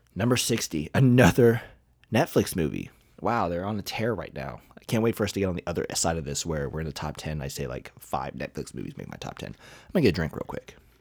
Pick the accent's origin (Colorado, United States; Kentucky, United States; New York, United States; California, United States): Kentucky, United States; I'm from Kentucky